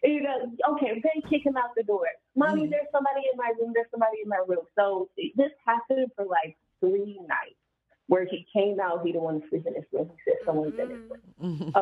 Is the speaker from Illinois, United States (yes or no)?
no; Texas, United States; I'm from Texas